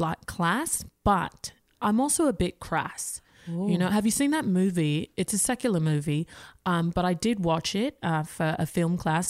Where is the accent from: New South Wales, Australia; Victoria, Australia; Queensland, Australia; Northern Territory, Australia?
Victoria, Australia; Melbourne; Okay, so I, as you listeners might know, I'm from Australia, specifically Melbourne.